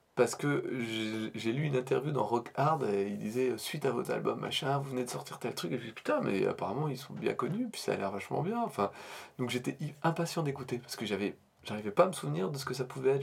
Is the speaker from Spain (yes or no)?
no; Normandy, France; à notre accent déplorable, nous pauvres normands.